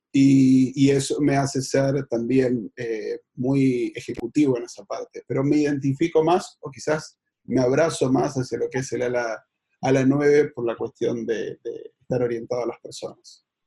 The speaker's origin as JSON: {"language": "Spanish", "region": "Buenos Aires", "country": "Argentina", "said": "soy de Buenos Aires, Argentina."}